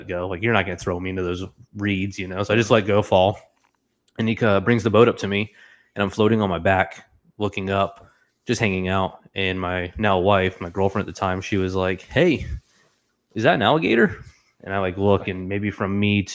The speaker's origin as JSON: {"language": "English", "region": "Florida", "country": "United States", "tie": "born or raised there", "moved": "as an adult", "said": "my entire time growing up in Florida, so for 21 years"}